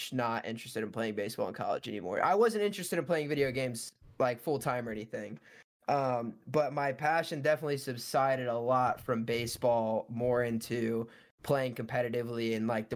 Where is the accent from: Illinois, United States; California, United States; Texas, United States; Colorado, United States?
Illinois, United States; Bloomington; I am from Bloomington, Illinois, which is smack dab in the middle of the state